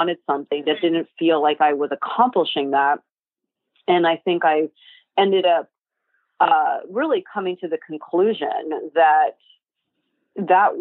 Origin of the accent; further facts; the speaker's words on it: New York, United States; I grew up in New York